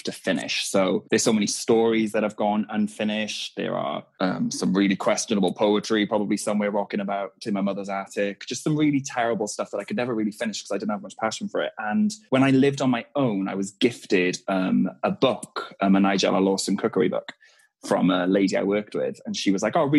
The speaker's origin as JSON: {"language": "English", "region": "Wales", "country": "United Kingdom", "said": "We're Welsh."}